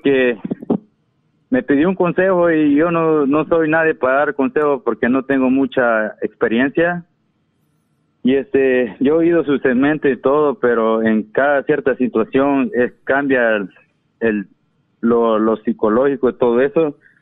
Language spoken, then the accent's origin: Spanish; Ahuachapán, El Salvador; yo soy de, El Salvador